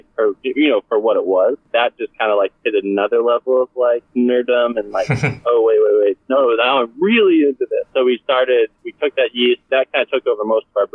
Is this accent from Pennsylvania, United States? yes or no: no; Austin, Texas, United States; also born or lived in Portland, Oregon; I'm from Austin, but moved up to Portland, Oregon for a couple of years